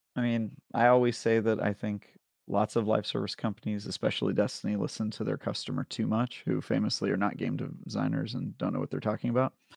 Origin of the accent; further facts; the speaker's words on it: California, United States; now in San Francisco, United States; As a Californian